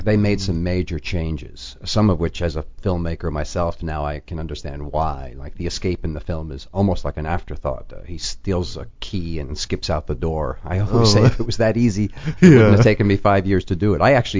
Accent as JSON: {"language": "English", "town": "New York City", "region": "New York", "country": "United States", "tie": "born or raised there", "also_born_or_lived": "Milwaukee", "moved": "as an adult", "said": "No, I was born in the Bronx. In New York. Yeah. And I grew up in New York."}